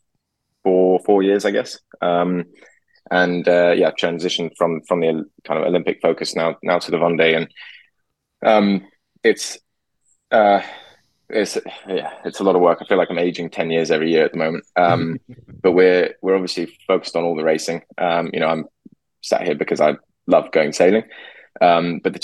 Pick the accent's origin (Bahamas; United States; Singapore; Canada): Singapore; moved away; grew up in Singapore